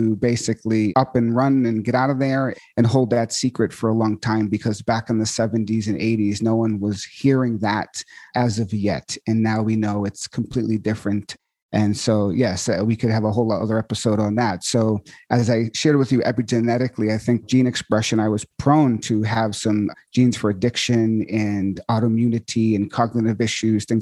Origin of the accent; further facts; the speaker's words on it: Marshfield, Massachusetts, United States; I grew up in Marshfield and my mom Scituate, Massachusetts